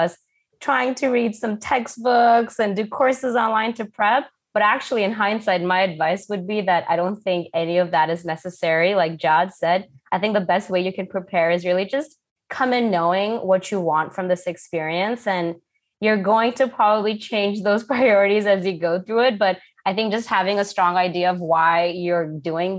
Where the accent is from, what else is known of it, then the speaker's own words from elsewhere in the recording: Thailand; moved away as an adult; also born or lived in Canada; I'm originally Indian, but born and raised in Thailand, then was working in Canada for the past 11 years.